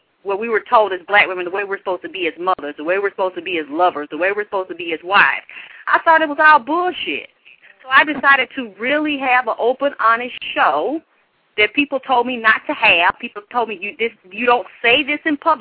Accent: Atlanta, Georgia, United States; I grew up down here in Atlanta, Georgia

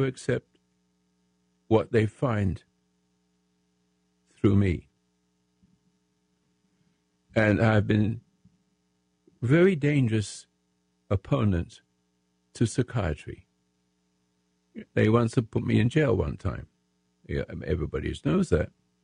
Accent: England, United Kingdom; moved away as an adult; now in United States; I'm American. I'm in English, but I'm an American, patriot right now, if I may say so. And I've been in the military in the Royal Sussex Regiment in England during the World War.

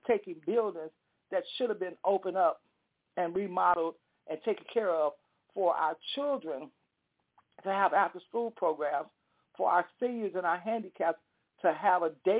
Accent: United States; we are Americans

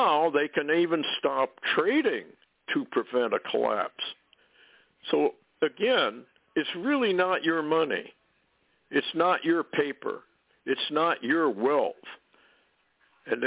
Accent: Vermont, United States; when I was a little kid growing up in Vermont

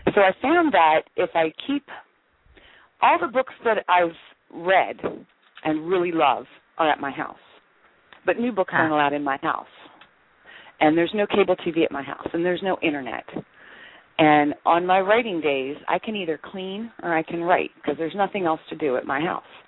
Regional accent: Maryland, United States; moved away as an adult; now in Phoenix, United States; I'm originally from Maryland, back on the East Coast. We moved to Phoenix about 11 years ago

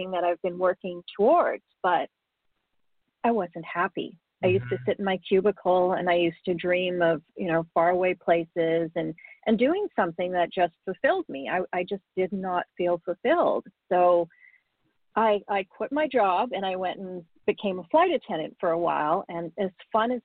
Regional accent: Canada; also born or lived in Africa; I was born in Africa. My family immigrated to Canada when I was quite young

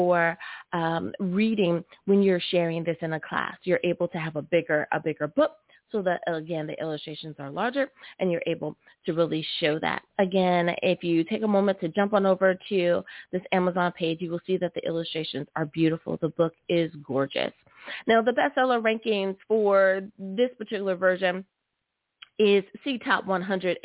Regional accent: United States; my home country. Woohoo! Good old US

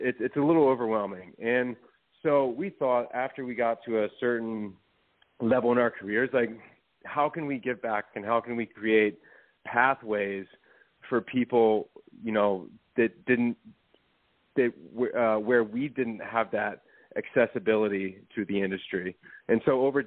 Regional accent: Hampton, Virginia, United States; moved away; I'm originally from Hampton, Virginia.

